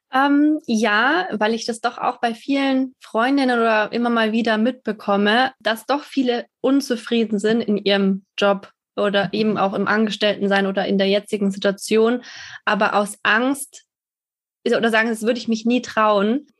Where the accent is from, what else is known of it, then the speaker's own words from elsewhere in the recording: Germany; Deutschland wird immer meine Heimat bleiben